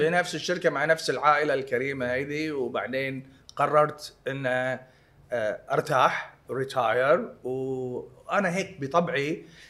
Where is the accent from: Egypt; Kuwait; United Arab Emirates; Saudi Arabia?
Kuwait; انا انخلقنا وانولدنا وتربينا وعشنا بالكويت